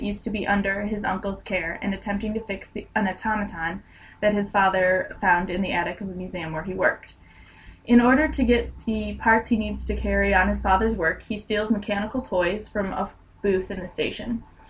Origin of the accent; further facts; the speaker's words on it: Michigan, United States; moved away as an adult; now in London, United Kingdom; I'm from Michigan as well.